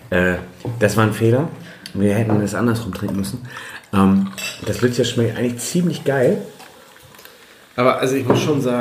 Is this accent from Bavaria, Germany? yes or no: no; Bremen, Germany; Aber als Bremer hätte man es wahrscheinlich gesehen haben müssen.